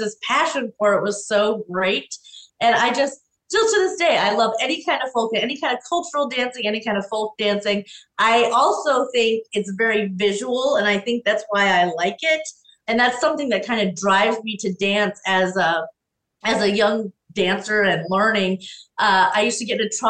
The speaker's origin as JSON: {"language": "English", "town": "Susquehanna", "region": "Pennsylvania", "country": "United States", "tie": "born or raised there", "moved": "as an adult", "lives_now": "Callicoon, United States", "said": "I grew up in Susquehanna, Pennsylvania"}